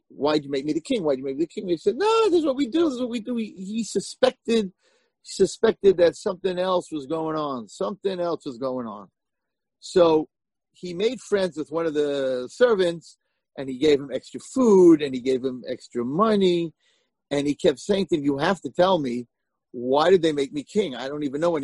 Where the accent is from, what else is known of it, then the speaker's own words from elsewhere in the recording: United States; I'm American